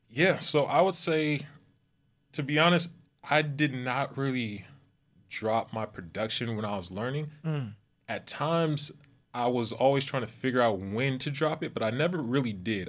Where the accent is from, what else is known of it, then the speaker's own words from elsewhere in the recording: Southern California, United States; moved away as an adult; now in Texas, United States; I'm from California, Southern California, mm-hmm. uh, born and raised, and now I am located in Texas